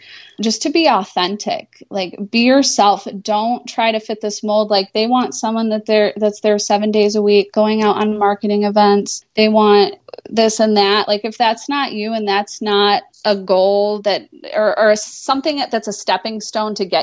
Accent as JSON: {"language": "English", "area": "Finger Lakes", "region": "upstate Western New York", "country": "United States", "tie": "born or raised there", "also_born_or_lived": "Chicago, Illinois / Metro Detroit, Michigan", "moved": "as an adult", "lives_now": "Rochester, United States", "said": "I'm not from Rochester. I'm from south of here in the Finger Lakes"}